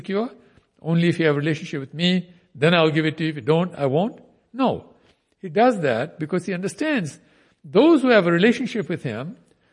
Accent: India; I'm Indian

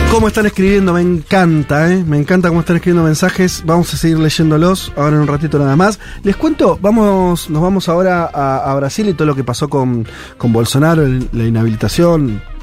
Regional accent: Argentina; Mis viejos son primera generación de argentinos, abuelos españoles, e inmediatamente fueron argentinos 200%

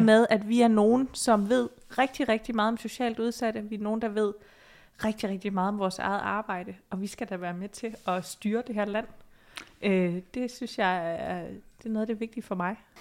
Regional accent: Odense, Southern Denmark, Denmark; now in Copenhagen, Denmark; Jeg er jo fra Odense

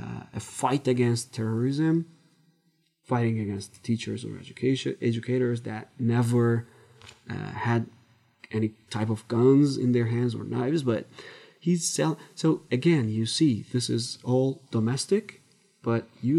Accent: Turkey; Turkey, my home country.

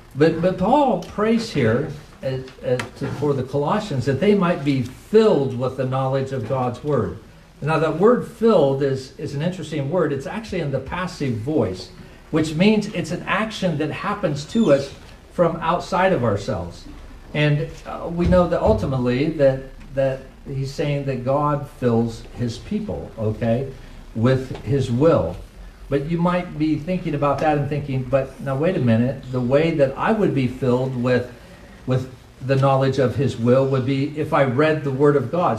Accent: United States; as an American Christian

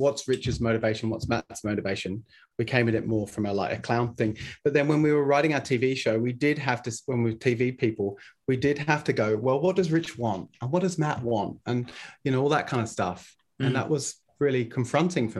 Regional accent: England, United Kingdom; now in Australia; I didn't grow up in Australia, I grew up in England, but I had an uncle here

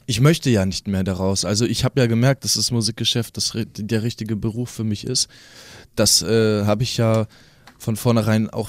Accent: Kassel, Hesse, Germany; Schließlich komme ich ja hier aus Kassel

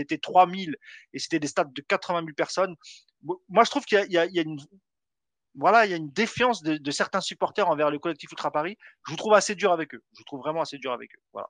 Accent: Morocco; chez moi au Maroc

